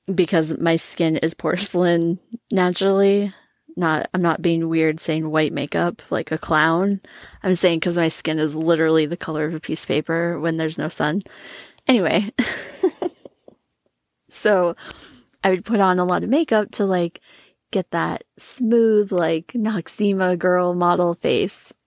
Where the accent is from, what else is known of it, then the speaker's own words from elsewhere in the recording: Minnesota, United States; I grew up in Minnesota.